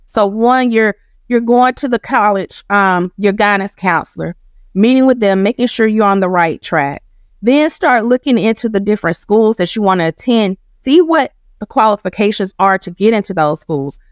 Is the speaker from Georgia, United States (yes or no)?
yes; Macon, Georgia, United States; I'm from Macon, Georgia. My mom graduated from Northeast High School. I did too